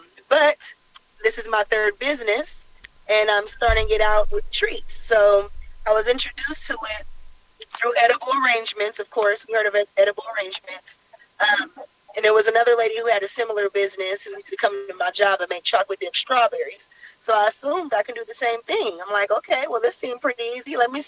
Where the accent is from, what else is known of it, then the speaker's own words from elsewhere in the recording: San Francisco, California, United States; also born or lived in Oakland, California; I was born in San Francisco, California, and pretty much raised all over the Bay Area.